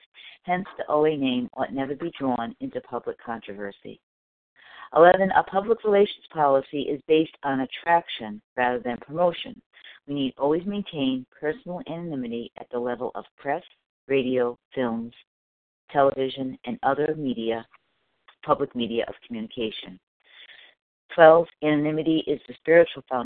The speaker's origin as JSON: {"language": "English", "region": "Rhode Island", "country": "United States", "tie": "born or raised there", "said": "currently in my home state of Rhode Island"}